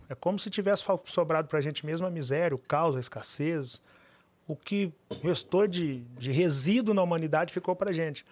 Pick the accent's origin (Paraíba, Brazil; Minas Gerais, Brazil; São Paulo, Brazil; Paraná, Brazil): Minas Gerais, Brazil; Pitangui; moved away as an adult; also born or lived in Belo Horizonte; Eu nasci em Pitangui, interior de Minas Gerais